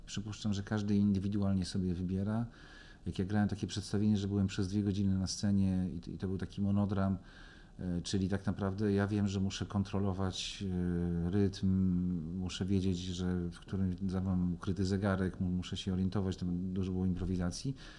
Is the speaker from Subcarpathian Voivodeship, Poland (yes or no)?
no; Legnica, Lower Silesian Voivodeship, Poland; jestem z Legnicy